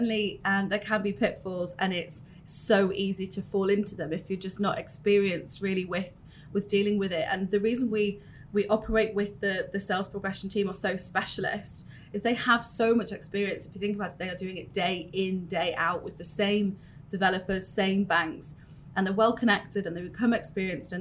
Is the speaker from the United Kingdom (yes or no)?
yes; Newcastle upon Tyne, North East England, United Kingdom; moved away as an adult; now in Dubai, United Arab Emirates; I've been in Dubai with Allsop and Allsop, but I'm originally from Newcastle.